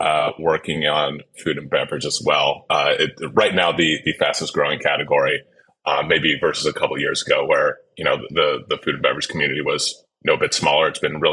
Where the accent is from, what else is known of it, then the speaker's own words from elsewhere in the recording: Bay Area, California, United States; now in New York City, United States; I'm calling in from New York City, although Bay Area native right here.